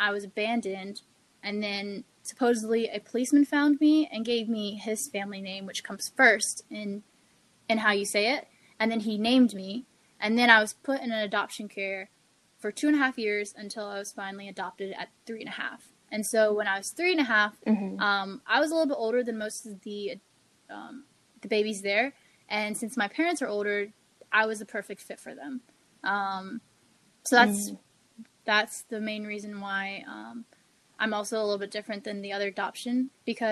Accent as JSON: {"language": "English", "region": "the South", "country": "United States", "tie": "born or raised there", "also_born_or_lived": "China", "moved": "as an adult", "lives_now": "Florida, United States", "said": "I grew up from the South, we have this type of over-encompassing culture"}